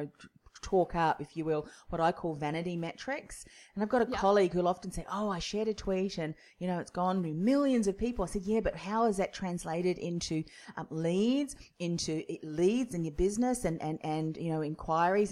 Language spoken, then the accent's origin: English; New Zealand; now in Melbourne, Australia; I'm originally from New Zealand